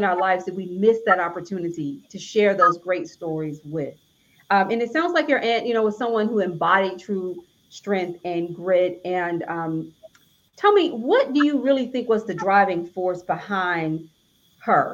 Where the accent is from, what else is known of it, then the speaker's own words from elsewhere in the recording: Alabama, United States; I'm from Alabama